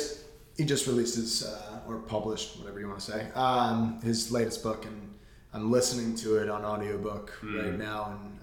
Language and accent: English; Westlake Village, California, United States; moved away as an adult; now in Venice, Los Angeles, United States; So I'm from Westlake Village, California. So about 40 minutes north of Los Angeles, like a sleepy little suburb.